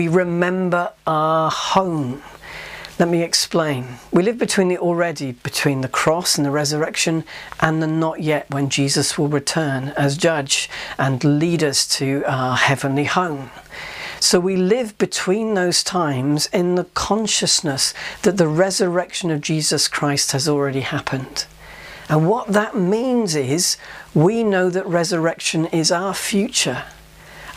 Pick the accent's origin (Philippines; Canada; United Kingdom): United Kingdom; Yorkshire and the Humber; Growing up in Yorkshire